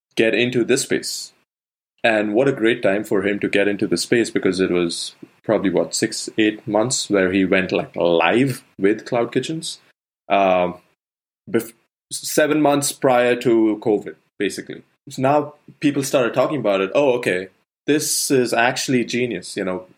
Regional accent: India; moved away; I grew up in India

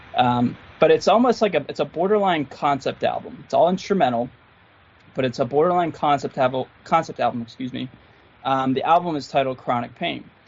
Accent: Philadelphia, Pennsylvania, United States; grew up in and around Philly off and on. Like I used to live in a town called Manayunk and and uh, Roxborough

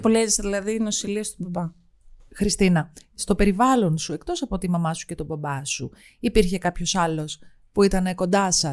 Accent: Athens, Attica, Greece; μεγάλωσα όπως είπα στην Αθήνα

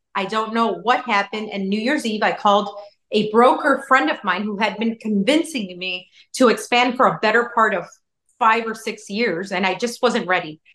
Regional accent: Chicago, Illinois, United States; now in Miami, United States; I was born in Chicago and everything. My parents are from Chicago.

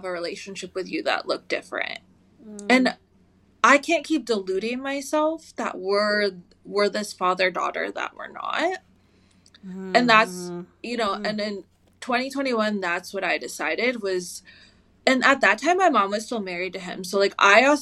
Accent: United States; I was raised in America

